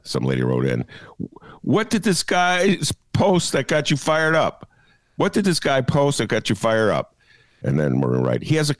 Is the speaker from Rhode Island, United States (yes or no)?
no; Bridgeport, Illinois, United States; I'm from Bridgeport and not surprised that someone in their 30s from the burbs or out of state doesn't know who the Notorious Dailies were.